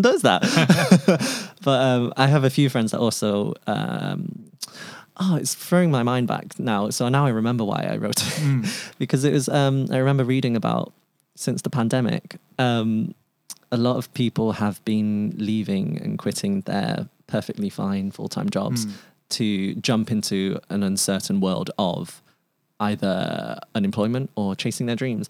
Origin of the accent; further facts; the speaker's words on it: Manchester, North West England, United Kingdom; first language Cantonese; moved away as an adult; coming back to my hometown, Manchester, moving home